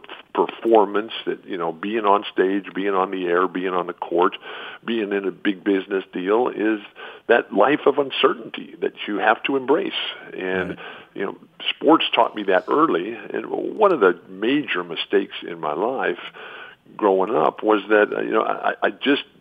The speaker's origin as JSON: {"language": "English", "town": "San Diego", "region": "California", "country": "United States", "tie": "born or raised there", "also_born_or_lived": "Pacific Northwest", "said": "This is my hometown. Yep. I was born here 66 years ago."}